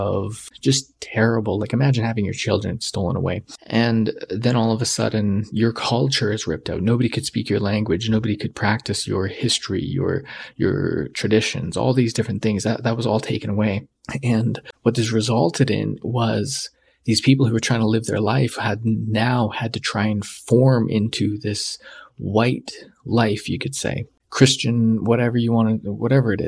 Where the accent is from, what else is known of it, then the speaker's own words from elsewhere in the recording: Canada; I was Canadian